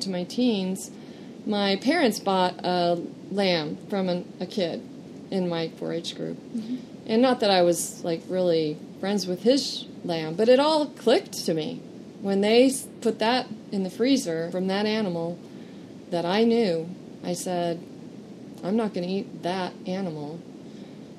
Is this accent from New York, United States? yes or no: no; Encinitas, California, United States; also born or lived in Idaho; I was raised in Encinitas, California, by an engineer